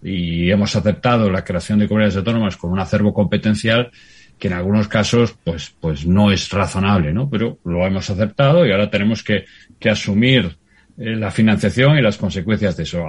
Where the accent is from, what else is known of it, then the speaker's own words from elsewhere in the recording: Galicia, Spain; yo como gallego